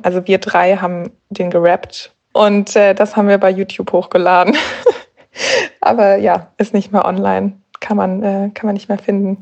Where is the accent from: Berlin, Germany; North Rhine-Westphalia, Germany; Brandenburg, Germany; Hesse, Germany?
Berlin, Germany; Ich komme aus Berlin